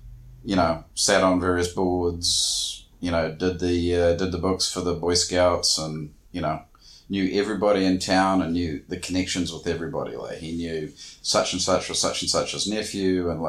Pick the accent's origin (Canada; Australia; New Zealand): New Zealand; moved away; I grew up in small town New Zealand where everybody knew everybody.